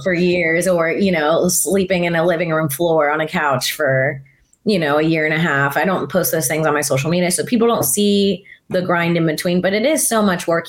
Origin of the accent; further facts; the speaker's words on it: Florida, United States; moved away as an adult; grew up in Florida